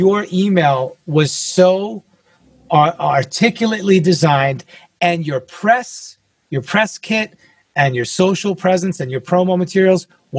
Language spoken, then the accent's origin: English; New York, United States; I'm from New York originally, but I've had over 30 physical addresses.